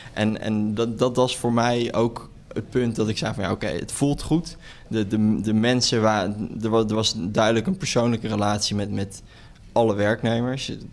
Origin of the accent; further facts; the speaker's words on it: Netherlands; wij als Nederlanders